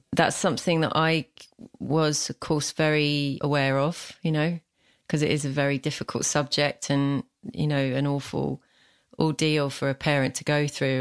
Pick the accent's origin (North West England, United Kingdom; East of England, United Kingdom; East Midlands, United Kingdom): East of England, United Kingdom; London, Essex; accent: London, Essex; my own accent, which is this, you know, London, Essex, where I'm from